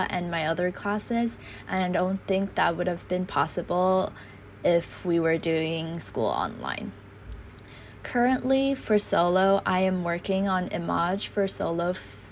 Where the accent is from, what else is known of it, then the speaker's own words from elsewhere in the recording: Taiwan; I am a freshman from Taiwan